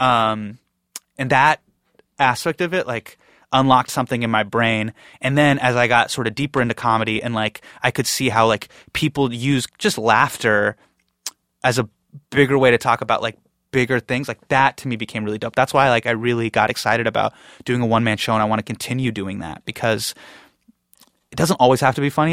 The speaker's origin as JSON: {"language": "English", "town": "Davis", "region": "California", "country": "United States", "tie": "born or raised there", "said": "I grew up in Davis"}